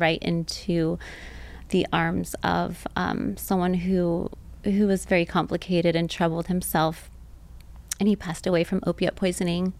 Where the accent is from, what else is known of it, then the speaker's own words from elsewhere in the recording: Temecula, California, United States; also born or lived in Orange County, California; I was born in Orange County, but we moved when I was seven. So, um, most of what I remember is growing up in Temecula, Southern yeah. California